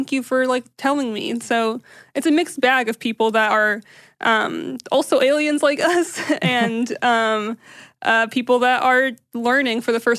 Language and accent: English; United States; I'm Syrian American, and my family was, they immigrated from Syria.